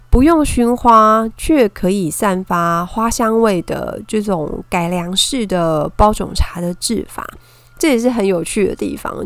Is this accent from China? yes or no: no; Taiwan; 我们讲的是台语